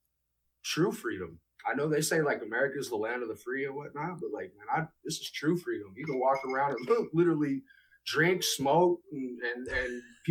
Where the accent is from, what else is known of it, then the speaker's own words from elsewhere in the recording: United States; moved away as an adult; now in Canada; I am an American hip-hop artist who is living and stationed here in Canada